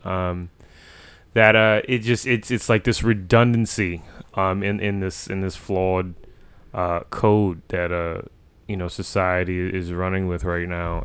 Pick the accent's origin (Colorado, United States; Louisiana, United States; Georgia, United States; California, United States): Louisiana, United States; New Orleans; we're from New Orleans, Louisiana, in the United States of America